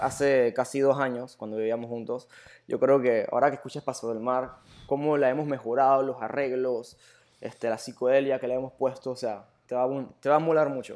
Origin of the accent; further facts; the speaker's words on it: Panama; also born or lived in Germany; yo como panameño